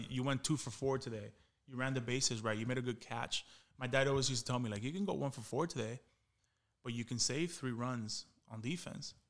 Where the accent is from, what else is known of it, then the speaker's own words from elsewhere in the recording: Miami, Florida, United States; I was from Miami. Like, I took pride saying that I played Little League in Miami